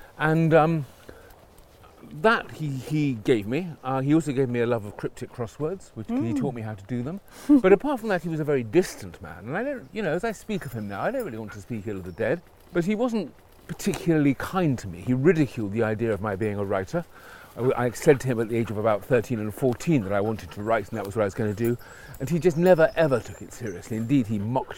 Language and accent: English; London, United Kingdom; I was brought up in North London, in Stanmore.